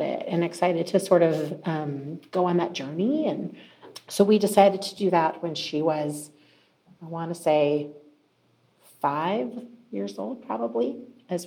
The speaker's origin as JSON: {"language": "English", "town": "Mesa", "region": "Arizona", "country": "United States", "tie": "born or raised there", "moved": "yes", "said": "grew up in Mesa, Arizona, a long way from where I live now"}